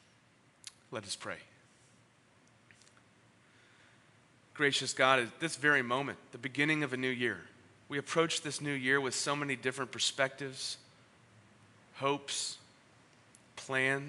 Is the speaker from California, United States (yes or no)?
yes; San Diego, California, United States; moved away as an adult; also born or lived in San Francisco; After being born and raised in Ocean Beach, living up in San Francisco for 13 years